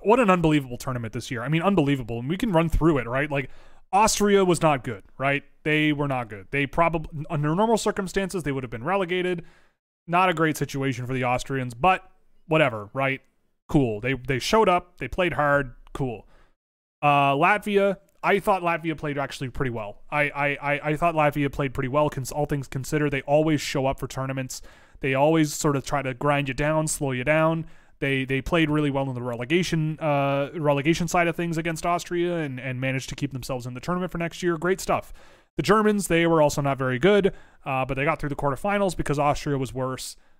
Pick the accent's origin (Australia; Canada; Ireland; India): Canada; Toronto, Ontario; a person born and raised in Toronto